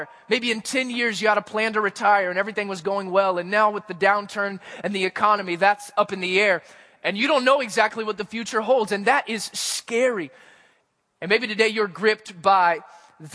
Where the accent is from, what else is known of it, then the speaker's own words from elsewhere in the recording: Missouri, United States; where I grew up in Missouri